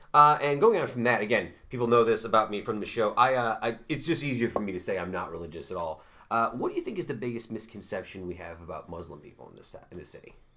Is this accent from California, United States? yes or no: no; Utica, New York, United States; grew up in Utica